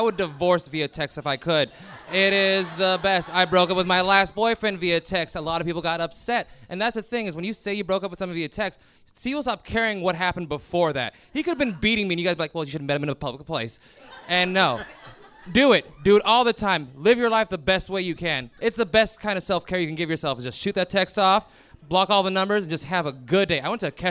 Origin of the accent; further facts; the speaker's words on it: Ohio, United States; I will say I'm from Ohio every single time.